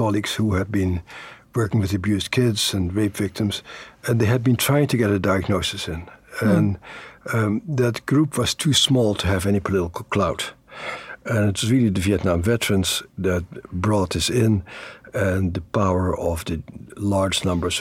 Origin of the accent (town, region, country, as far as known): Netherlands; born or raised there; moved away